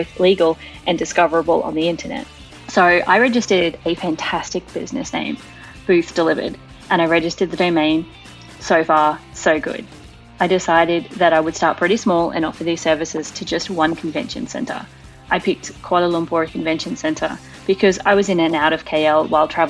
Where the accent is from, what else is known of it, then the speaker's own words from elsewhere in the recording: Brisbane, Queensland, Australia; my hometown of Brisbane, Australia